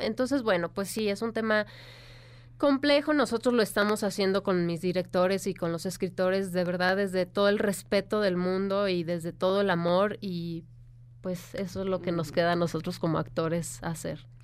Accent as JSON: {"language": "Spanish", "region": "Michoacán", "country": "Mexico", "moved": "yes", "said": "yo que soy de Michoacán"}